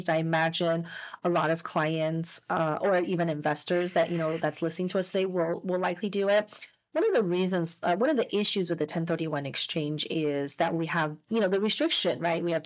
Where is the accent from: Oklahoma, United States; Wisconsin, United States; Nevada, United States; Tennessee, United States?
Nevada, United States; Las Vegas; moved away as an adult; now in Southern California, United States; growing up in Las Vegas, I didn't even know there were state income taxes, I guess. So when I first moved to California